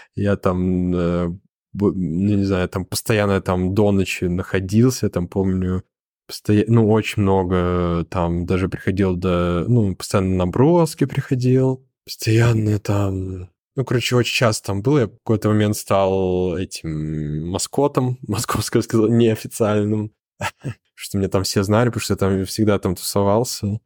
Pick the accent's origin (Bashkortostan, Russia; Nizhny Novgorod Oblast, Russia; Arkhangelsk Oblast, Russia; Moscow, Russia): Moscow, Russia; Zelenograd; я жил в Зеленограде, это мой родной город